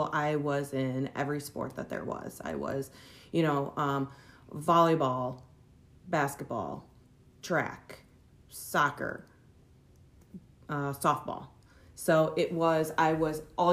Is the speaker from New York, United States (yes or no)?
no; Farley, Iowa, United States; I was born and raised in Farley, Iowa, and just have been part of the community, obviously, since I was just a baby